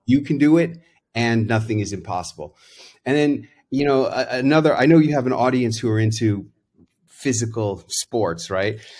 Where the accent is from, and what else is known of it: New York City, New York, United States; born or raised there